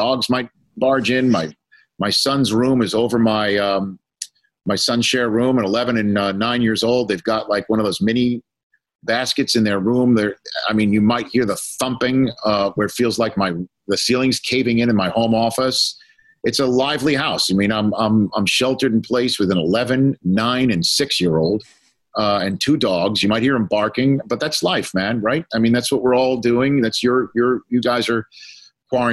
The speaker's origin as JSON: {"language": "English", "town": "New York City", "region": "New York", "country": "United States", "tie": "born or raised there", "said": "my hometown, you know, I'm from Staten Island, New York"}